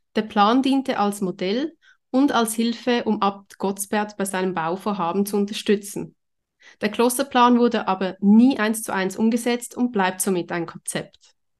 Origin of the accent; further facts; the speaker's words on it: Zurich, Switzerland; bei uns in Zürich